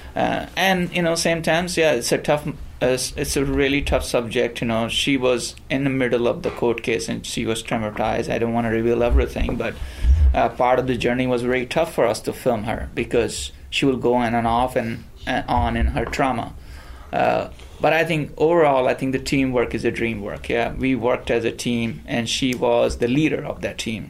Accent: India; moved away as an adult; now in United States; I was ra- born and raised in India in a small town, and I came here uh, 16 years ago.

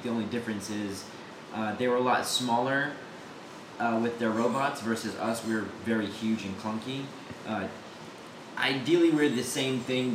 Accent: Houston, Texas, United States; moved away as an adult; now in Austin, United States; Originally, I'm from Houston, Texas

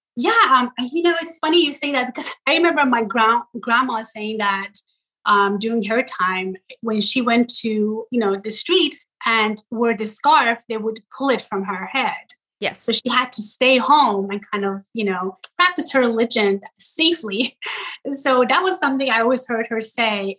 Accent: Tehran, Tehran Province, Iran; moved away; also born or lived in Ystad, Sweden; I was born in Tehran, Iran.

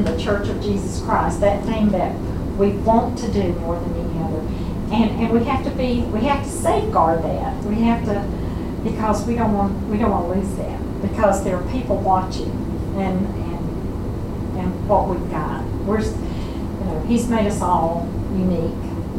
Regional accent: the South, United States; those of us who are born in the South and know what it means

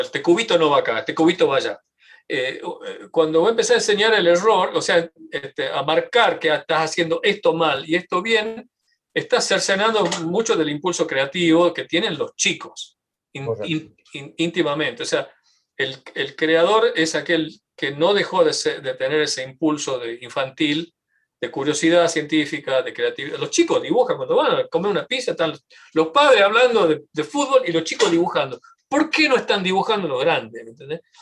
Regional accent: Tucumán, Argentina; now in United States; yo sí tucumano, argentino y tengo eh, una identificación cultural muy fuerte con, mi, con, mi, país

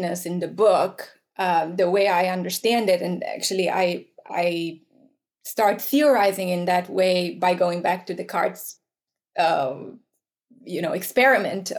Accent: Romania; moved away; I grew up in Romania, right? Post-communist Romania.

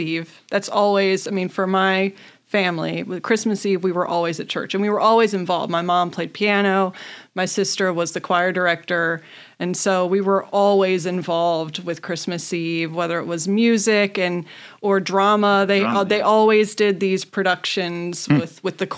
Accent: Charles Town, West Virginia, United States; I'm from Charlestown. So just a hop, skip, and a jump right into West Virginia. So I grew up there and I never really left.

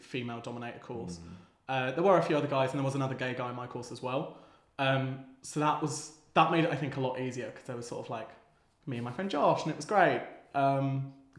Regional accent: Kent, South East England, United Kingdom; Yes, I'm originally from Kent, just down the road.

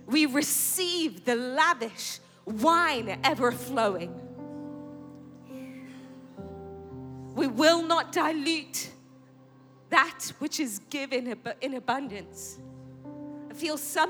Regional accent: England, United Kingdom; moved away; I grew up in England

